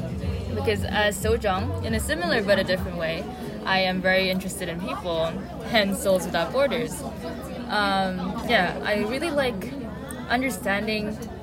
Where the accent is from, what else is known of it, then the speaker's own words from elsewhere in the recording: India; now in South Korea; I felt really different growing up in India, and largely because of my different.